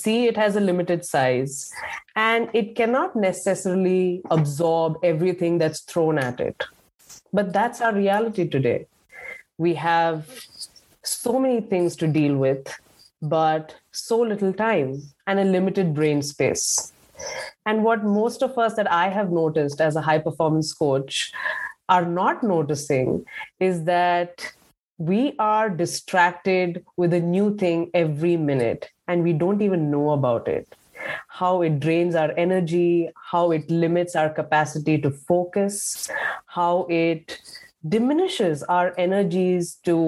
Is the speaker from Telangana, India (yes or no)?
no; Pune, Maharashtra, India; now in Columbus, United States; I'm from India. I'm from a city called Pune. It's a big city. It's a very busy city. The population is probably 10 times of that of Columbus, if I'm correct. And it's a very bustling, noisy place that I grew up in.